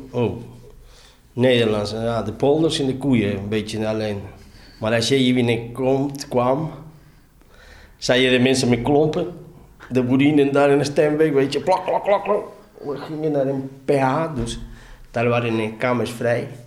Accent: Argentina; now in Netherlands; Ik kwam met mijn zomerskleding van Argentinië.

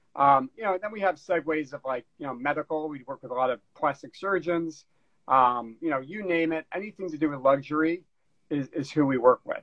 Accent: New Jersey, United States; moved away as an adult; also born or lived in Wisconsin / Washington, D.C. / New York City; now in Los Angeles, United States; I was born in New Jersey, went to college in Wisconsin

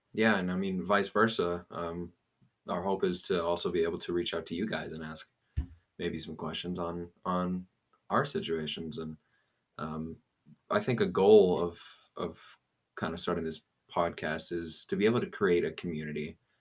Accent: Aurora, Colorado, United States; I've been born and raised uh, here in Aurora.

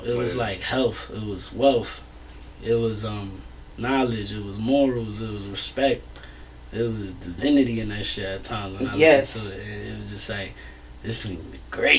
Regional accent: New York, United States; I'm from New York.

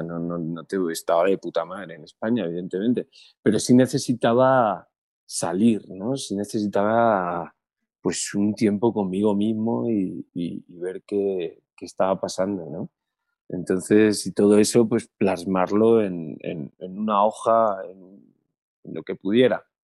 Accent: Cholula, Puebla, Mexico; born there; Yo nací en Cholula, Puebla y, resido en Ciudad de México.

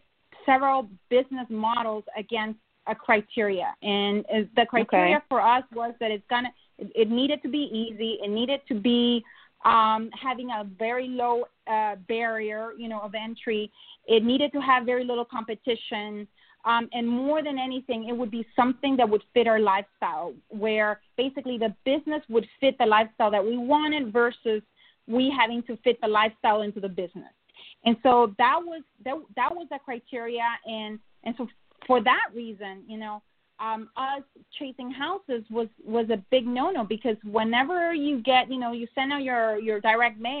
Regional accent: Honduras; moved away as an adult; now in United States; I'm from Honduras.

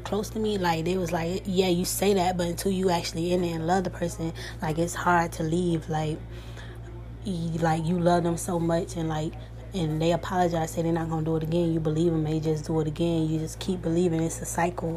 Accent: Atlanta, Georgia, United States; now in Miami, United States; I'm originally from Atlanta. I live in Miami right now

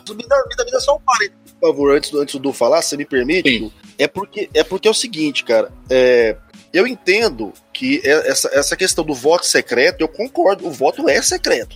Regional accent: Goiânia, Goiás, Brazil; also born or lived in Lisbon; pessoal tem maneira de achar que eu sou de Brasília, não sei porquê, mas eu sou de Goiânia

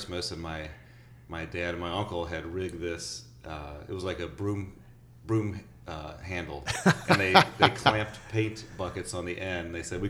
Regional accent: Wildwood, Missouri, United States; I grew up in St. Louis, St. Louis area in Wildwood

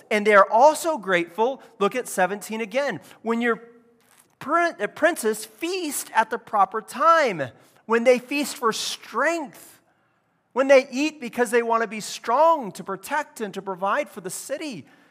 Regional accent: California, United States; I grew up in California

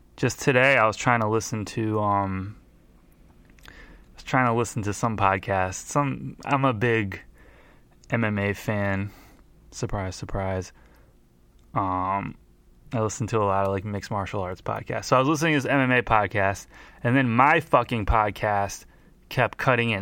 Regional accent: Montclair, New Jersey, United States; my hometown of Montclair, New Jersey

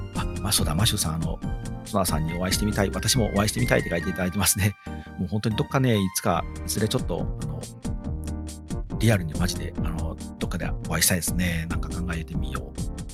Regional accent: Wakayama, Japan; 地元和歌山のテレビ和歌山

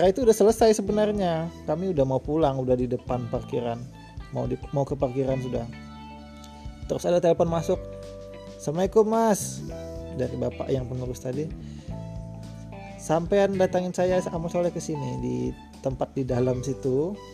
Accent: Samarinda, East Kalimantan, Indonesia; dulu kebetulan saya ini orang Samarinda saya terus mencari jodoh

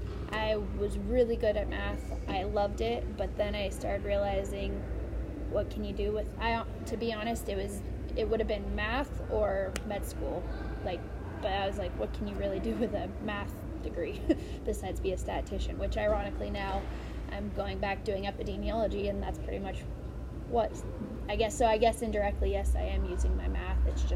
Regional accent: Lake Tahoe area, United States; No, right outside of Tahoe area.

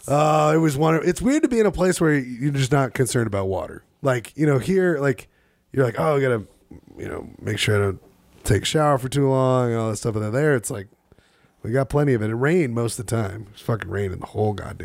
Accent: Utah, United States; we're from Utah.

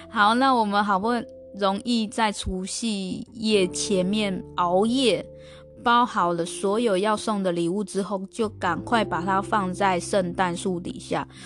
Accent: Taiwan; moved away as an adult; also born or lived in Australia / New Zealand; 我们台湾人

